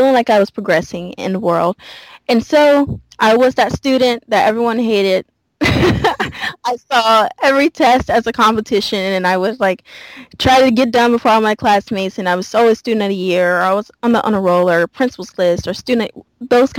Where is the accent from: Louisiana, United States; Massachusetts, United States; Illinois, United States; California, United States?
Louisiana, United States; moved away; I grew up in Louisiana, born and raised Southern girl, like through and through